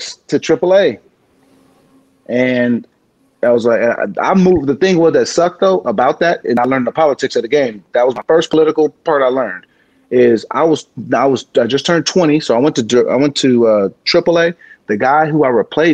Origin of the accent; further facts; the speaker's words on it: San Diego, California, United States; moved away as an adult; I'm from San Diego